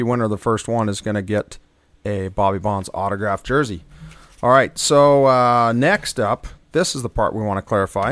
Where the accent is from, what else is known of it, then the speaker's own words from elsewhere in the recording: Lakewood, United States; Lakewood, my hometown race